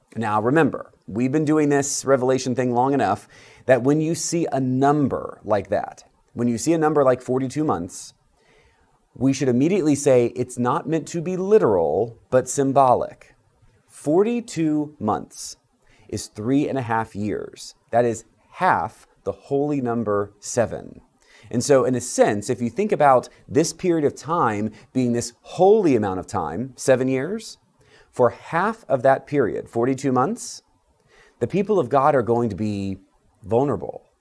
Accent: United States; As Episcopalians, as American Christians

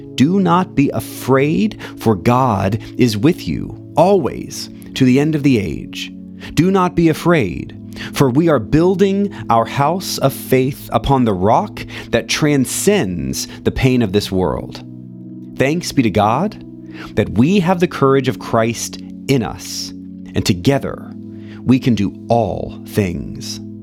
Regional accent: Central Florida, United States; In Central Florida, where I grew up

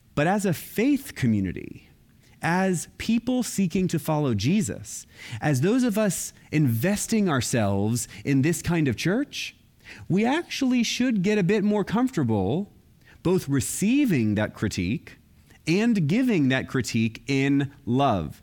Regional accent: Florida, United States; I grew up in Florida, and I was Roman Catholic.

